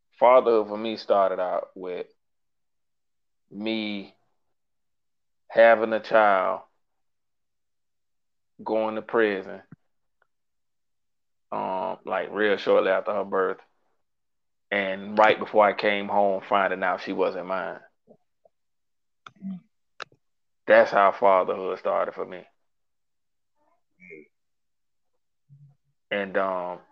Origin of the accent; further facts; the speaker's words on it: Jacksonville, Florida, United States; I'm from Jacksonville, Florida, born and raised